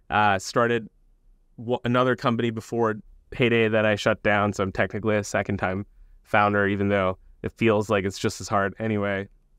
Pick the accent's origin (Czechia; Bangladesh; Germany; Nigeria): Bangladesh; born there; also born or lived in United States / Saudi Arabia / England / Iran; I was born in Bangladesh, so I moved around a lot growing up. Lived in the U.S. when I was super young, but then moved to Saudi Arabia, back to Bangladesh, to England, to Iran, Bangladesh again.